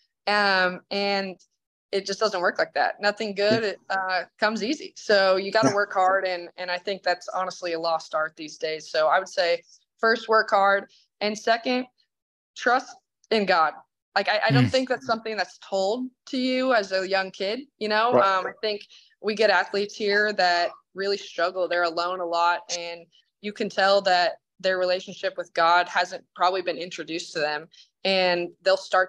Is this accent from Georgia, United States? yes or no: no; Idaho, United States; I'm from Idaho.